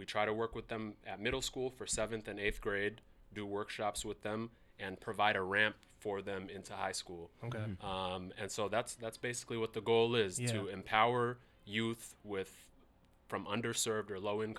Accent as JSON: {"language": "English", "town": "Seattle", "region": "Washington", "country": "United States", "tie": "born or raised there", "said": "growing up in Seattle, I went to Mercer Middle School. I went to Franklin. I grew up in all parts of the South End, Holly Park, Rainier Vista, that's where I grew up"}